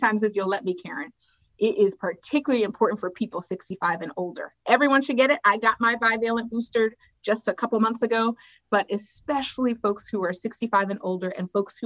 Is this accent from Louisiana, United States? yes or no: no; Philadelphia, Pennsylvania, United States; moved away as an adult; also born or lived in Botswana / Haiti; now in New York City, United States; I grew up in West Philly specifically